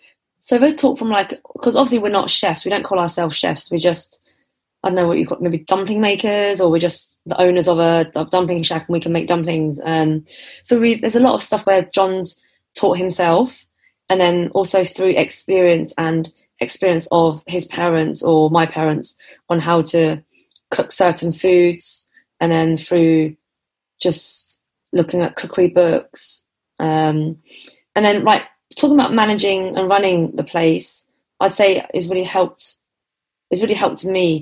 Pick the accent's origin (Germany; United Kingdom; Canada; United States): United Kingdom; Enfield, London; born there; also born or lived in Hertfordshire; So I was born in Enfield, and okay. the takeaway's in Chesham. They had two. The first one was in Buckinghamshire, and then they sold that off, and then we moved back to Hertfordshire